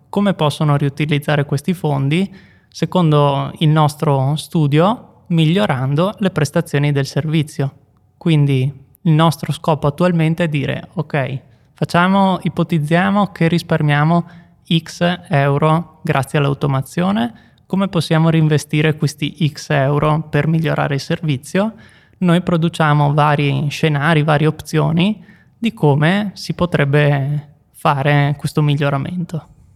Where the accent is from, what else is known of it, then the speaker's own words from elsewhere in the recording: Veneto, Italy; now in Bolzano, Italy; i luoghi da cui vengo io del Veneto